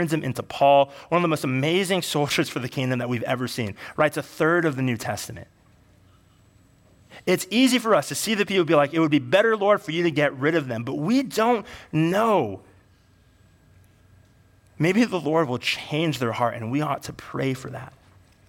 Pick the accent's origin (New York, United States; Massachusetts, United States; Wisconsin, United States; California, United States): California, United States; Bay Area; I grew up in the Bay Area.